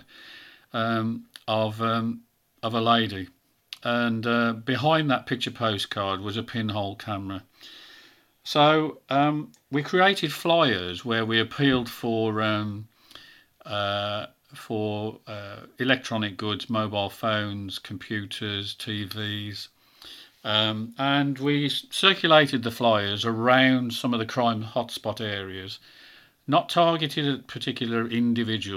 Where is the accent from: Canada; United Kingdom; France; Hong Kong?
United Kingdom; Birmingham, West Midlands; accent: Brummie; I'm a Brummie, as you can tell